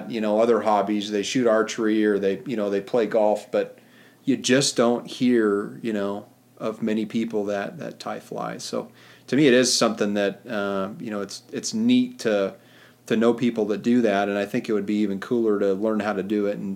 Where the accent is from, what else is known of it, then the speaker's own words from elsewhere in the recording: Montana, United States; I was born and raised in Montana